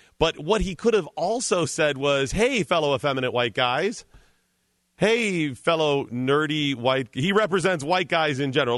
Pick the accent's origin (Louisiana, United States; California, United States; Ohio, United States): Ohio, United States; Cleveland; Yeah, I'm from Cleveland. Right. I'm from Cleveland.